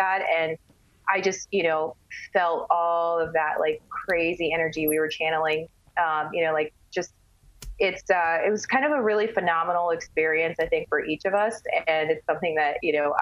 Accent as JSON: {"language": "English", "region": "California", "country": "United States", "moved": "yes", "lives_now": "Las Vegas, United States", "said": "living out here in Vegas. I'm from California"}